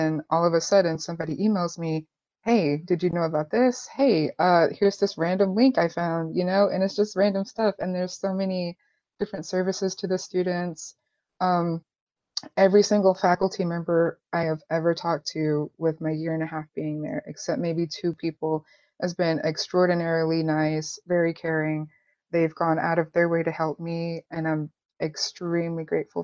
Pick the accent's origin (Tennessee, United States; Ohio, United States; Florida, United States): Tennessee, United States; Chattanooga; I was born and raised in Chattanooga